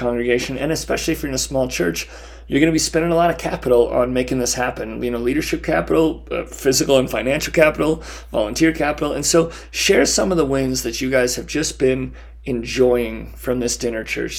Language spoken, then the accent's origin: English; Baker, Montana, United States; we're recording this in Butte, Montana, and I'm from Baker, Montana.